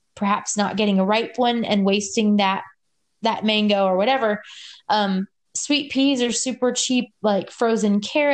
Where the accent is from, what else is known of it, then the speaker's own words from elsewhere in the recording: Louisiana, United States; moved away; I'm from Louisiana originally